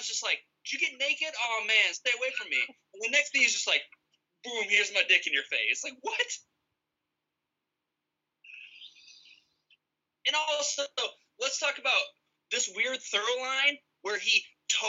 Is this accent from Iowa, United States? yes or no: yes; Iowa, United States; we are from Iowa